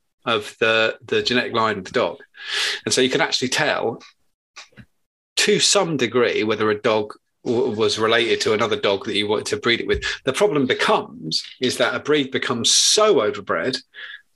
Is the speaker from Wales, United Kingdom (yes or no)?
no; Suffolk, East of England, United Kingdom; I'm from Suffolk. Everyone's got webbed feet